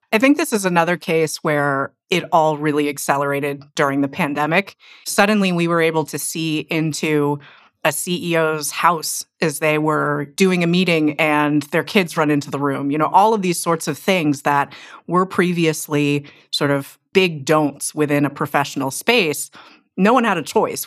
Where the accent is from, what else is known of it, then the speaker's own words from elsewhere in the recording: Silicon Valley, California, United States; I'm from Silicon Valley